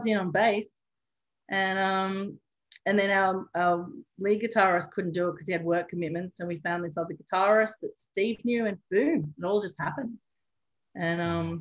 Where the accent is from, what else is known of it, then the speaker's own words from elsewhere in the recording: Newcastle, New South Wales, Australia; moved away as an adult; also born or lived in Edinburgh / Cork; I got back to Newcastle, my hometown